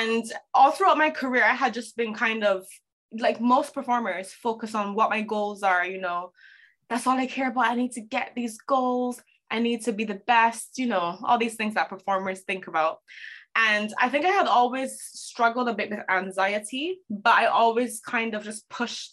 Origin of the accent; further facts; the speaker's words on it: Barbados; moved away as an adult; also born or lived in Toronto, Canada; I am originally from Barbados. To keep a long story short, I left Barbados when I was 18